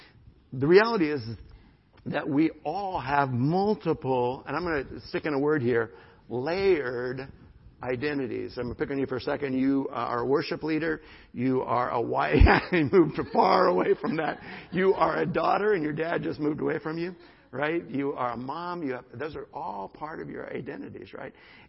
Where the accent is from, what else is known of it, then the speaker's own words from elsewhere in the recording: United States; I am an American, my nationality